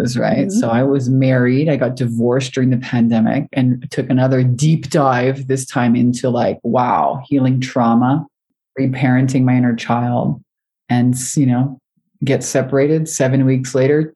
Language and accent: English; Montreal, Quebec, Canada; moved away; also born or lived in Hawaii; I'd moved from Canada to Hawaii. I'm originally from Montreal.